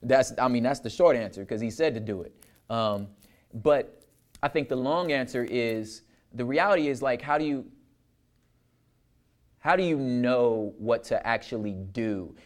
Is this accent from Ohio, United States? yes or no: no; Los Angeles, California, United States; I grew up in Los Angeles, and right around, I was young enough to see, like, the high school boys starting like the whole skateboarding scene, like, you know, the Dogtown stuff. Like, I lived close enough to that area to see this culture being started.